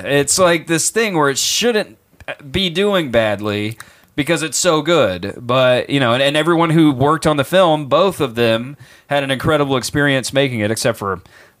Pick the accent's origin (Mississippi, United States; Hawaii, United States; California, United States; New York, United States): Mississippi, United States; whenever I was a kid growing up in Mississippi biting the heads off of chickens